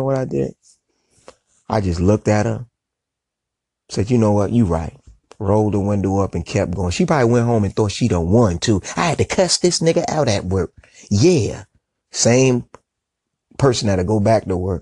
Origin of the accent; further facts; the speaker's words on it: New York, United States; moved away as an adult; also born or lived in South Carolina / Atlanta, Georgia; I'm from New York, but I was hustling in South Carolina